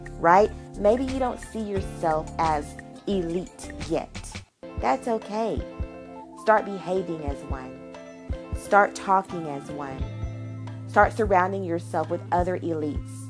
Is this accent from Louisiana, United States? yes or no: no; Arkansas, United States; I'm from Arkansas